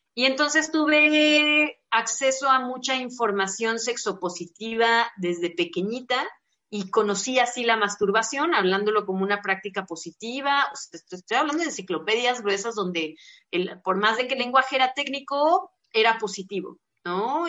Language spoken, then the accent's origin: Spanish; Guadalajara, Jalisco, Mexico; yo soy de Guadalajara